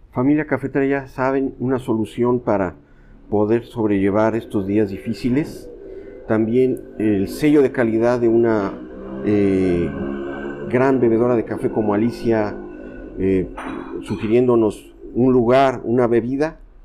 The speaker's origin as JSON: {"language": "Spanish", "region": "Veracruz", "country": "Mexico", "said": "soy de Veracruz"}